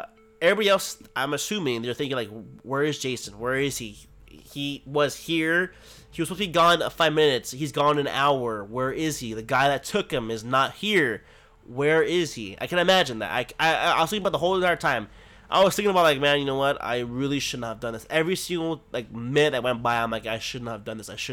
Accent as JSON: {"language": "English", "country": "United States", "said": "I'm an American. I'm an American"}